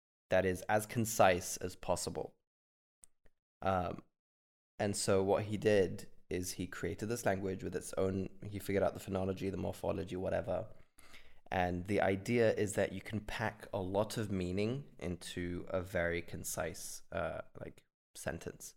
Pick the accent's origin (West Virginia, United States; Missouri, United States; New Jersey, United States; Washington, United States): Washington, United States; Seattle; I'm from Seattle